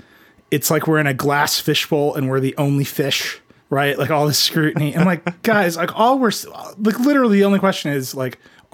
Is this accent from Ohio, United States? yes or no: no; Racine, Wisconsin, United States; my hometown of Racine in Mount Pleasant, Wisconsin.